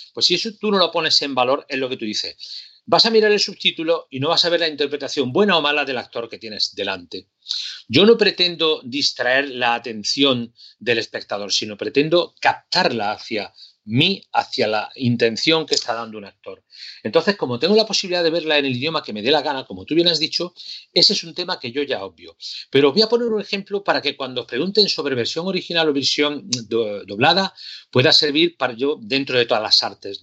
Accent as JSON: {"language": "Spanish", "town": "Córdoba", "region": "Andalusia", "country": "Spain", "said": "mi ciudad Córdoba"}